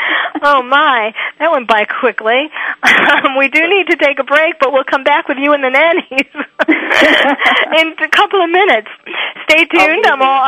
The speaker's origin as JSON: {"language": "English", "region": "New York", "country": "United States", "moved": "yes", "said": "and I'm from New York, too, originally"}